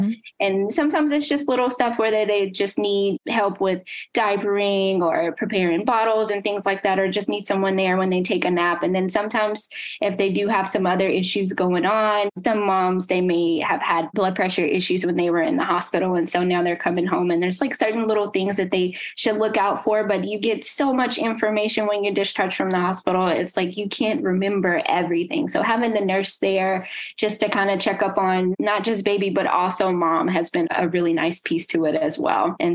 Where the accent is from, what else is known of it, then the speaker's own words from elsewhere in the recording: Nashville, Tennessee, United States; moved away as an adult; now in New Jersey, United States; I'm from Nashville, so I constantly go back and forth